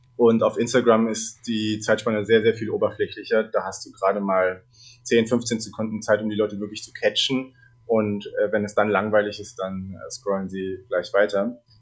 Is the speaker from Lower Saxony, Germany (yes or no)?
no; Berlin, Germany; ich bin in Berlin geboren und habe mit vier Jahren begonnen, Geige zu lernen. Erstmal nach der Suzuki-Methode, später dann mit elf als Jungstudent an der Hans-Eisler-Hochschule in Berlin